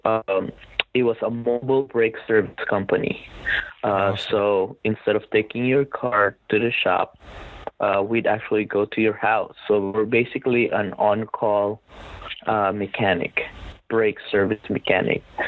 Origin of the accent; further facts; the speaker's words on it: Philippines; moved away as an adult; now in United States; I was born and raised in the Philippines